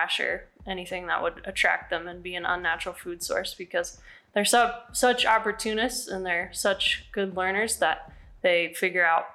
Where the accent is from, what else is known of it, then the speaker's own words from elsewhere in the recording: Snowmass Village, Colorado, United States; also born or lived in Jackson Hole, Wyoming; I grew up in Snowmass Village, actually, and never thought I'd move back here to live